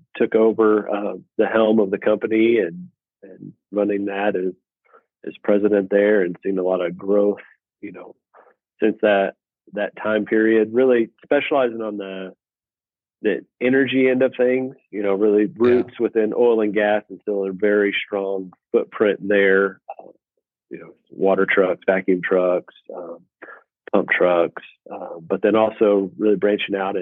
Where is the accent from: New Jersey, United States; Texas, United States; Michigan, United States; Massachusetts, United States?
Texas, United States; Abilene; I am born and raised in Abilene, Texas